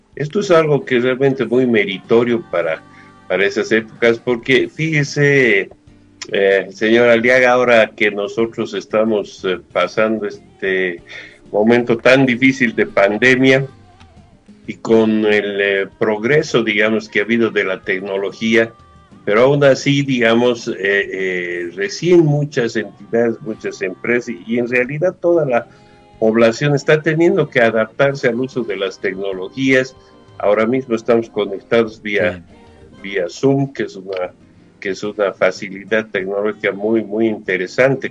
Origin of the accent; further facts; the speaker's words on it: Bolivia; nosotros como bolivianos